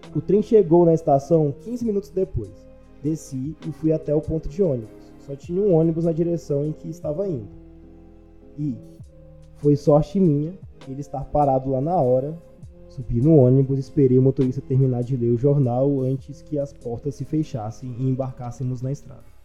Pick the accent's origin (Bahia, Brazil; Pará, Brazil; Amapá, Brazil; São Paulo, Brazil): Pará, Brazil; now in Palmas, Brazil; eu moro em Palmas, né? Mas eu sou do Pará e eu tenho família no Pará